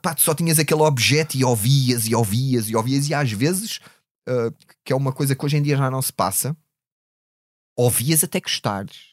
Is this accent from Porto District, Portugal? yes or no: no; Odivelas, Lisbon, Portugal; vinha de Odivelas, onde era tudo uma coisa muito classe operária